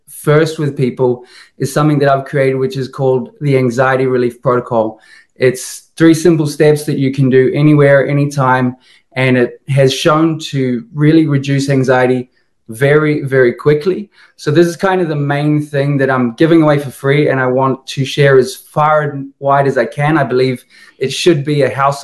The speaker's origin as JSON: {"language": "English", "country": "New Zealand", "moved": "yes", "lives_now": "Lisbon, Portugal", "said": "I'm from New Zealand, originally from New Zealand"}